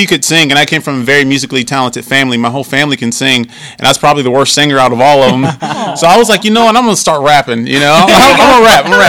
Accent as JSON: {"language": "English", "town": "Springfield", "region": "Ohio", "country": "United States", "tie": "born or raised there", "said": "I'm a hometown hero. I'm here from Springfield, Ohio"}